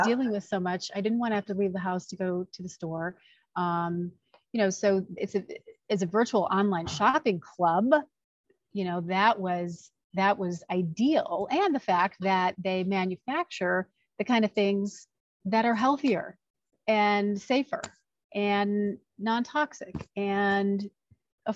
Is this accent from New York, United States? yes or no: no; Chicago, Illinois, United States; moved away as an adult; also born or lived in Los Angeles, United States; now in Arizona, United States; I'm originally from the Chicagoland area, but found Arizona to be a home